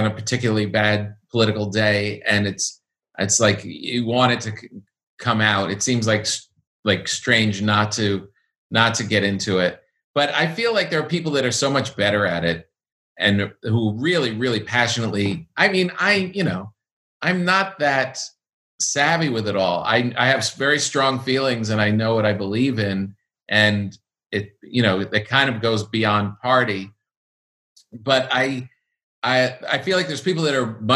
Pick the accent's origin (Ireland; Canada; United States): United States; New York; also born or lived in Los Angeles; as a New Yorker